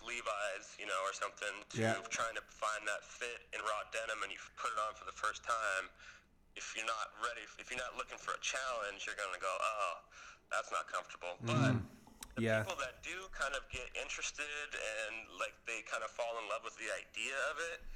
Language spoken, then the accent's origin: English; United States; growing up in the States, you know, I grew up in the 80s and 90s